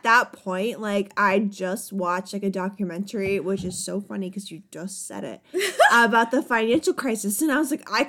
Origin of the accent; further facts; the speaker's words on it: Poland; moved away; I was born in Poland